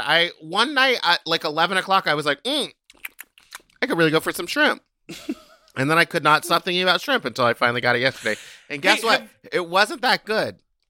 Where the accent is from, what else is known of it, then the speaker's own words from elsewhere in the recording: Texas, United States; from Texas.